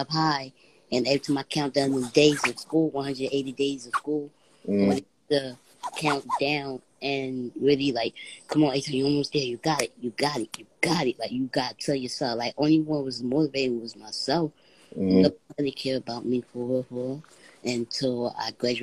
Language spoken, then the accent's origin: English; Philadelphia, Pennsylvania, United States; I came from Philadelphia, PA.